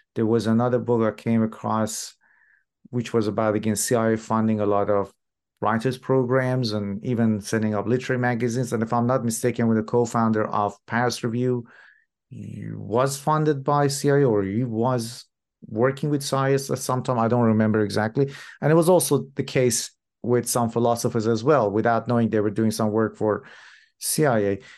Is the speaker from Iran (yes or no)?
yes; Iran; moved away; I'm originally from Iran